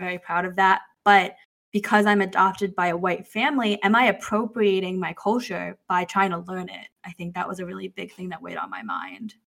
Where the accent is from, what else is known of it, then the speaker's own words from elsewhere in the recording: United States; also born or lived in China; I have an identity of being Chinese, being Asian American, being an adoptee, being Italian American because my adoptive family was Italian American